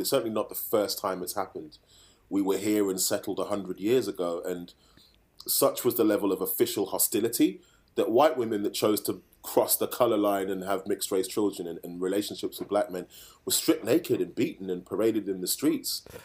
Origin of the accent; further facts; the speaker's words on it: Birmingham, West Midlands, United Kingdom; growing up in Handsworth in Birmingham